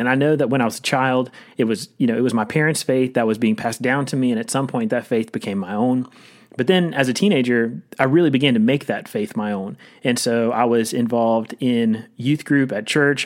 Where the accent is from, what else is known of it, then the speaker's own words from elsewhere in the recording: Rocky Mount, North Carolina, United States; moved away as an adult; also born or lived in Louisville, Kentucky; I grew up in a town called Rocky Mount, which is about forty miles east